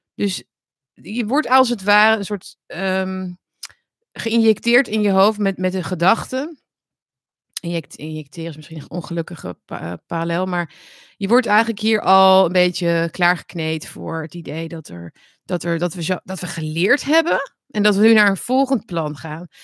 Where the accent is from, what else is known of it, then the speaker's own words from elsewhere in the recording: Netherlands; Nederland, ons land